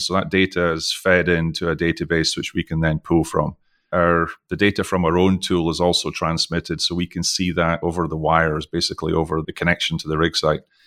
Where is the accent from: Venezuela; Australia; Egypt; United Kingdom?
United Kingdom; Scottish accent, Scotland; accent: Scottish; also born or lived in Texas; now in Houston, United States; I was born in the U K, I've, most of you can probably tell from my Scottish accent, even though I've lived most of my life internationally